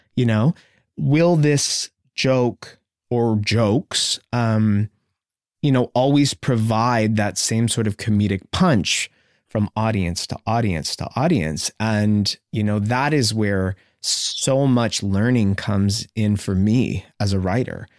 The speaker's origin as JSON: {"language": "English", "town": "Sarnia", "region": "Ontario", "country": "Canada", "tie": "born or raised there", "said": "growing up in Sarnia"}